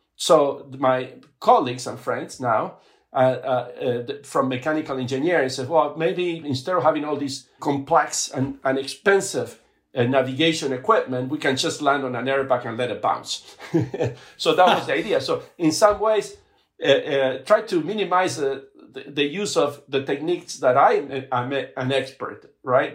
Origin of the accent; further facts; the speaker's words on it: Buenos Aires, Argentina; also born or lived in Patagonia, Argentina; now in United States; I grew up in Argentina